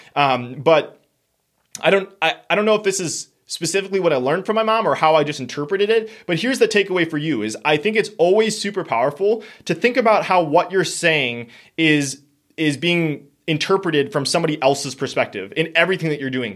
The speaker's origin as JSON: {"language": "English", "region": "Wisconsin", "country": "United States", "said": "we are from Wisconsin"}